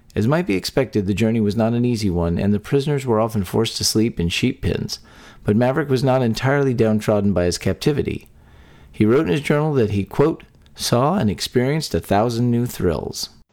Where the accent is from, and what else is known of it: Texas, United States; born or raised there